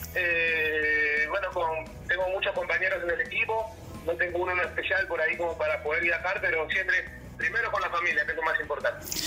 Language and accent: Spanish; Callao, Peru; Chacarita, Callao.